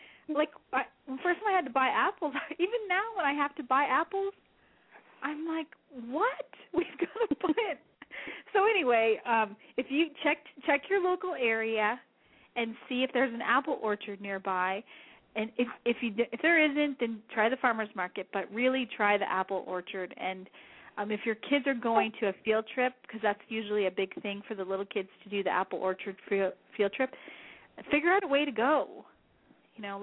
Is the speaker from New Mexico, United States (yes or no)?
yes; New Mexico, United States; moved away; I'm from the state of New Mexico